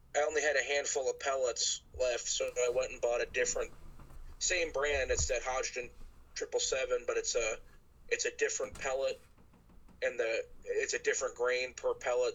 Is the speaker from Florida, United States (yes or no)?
no; Ohio, United States; I'm from Ohio